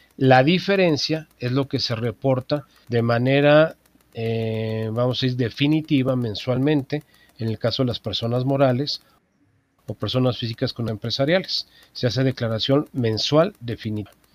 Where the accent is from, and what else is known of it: Mexico